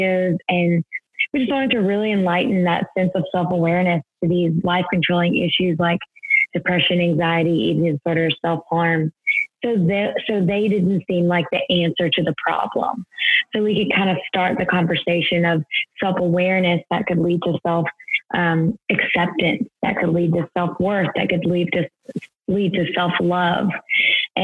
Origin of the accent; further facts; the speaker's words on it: Louisiana, United States; also born or lived in New York City, United States; now in Houston, United States; I am from Louisiana